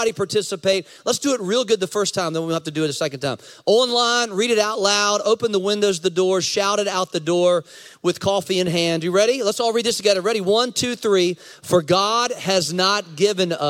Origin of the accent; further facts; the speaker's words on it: United States; I'm American. I'm American. I have blue passport, blue passport. I'm American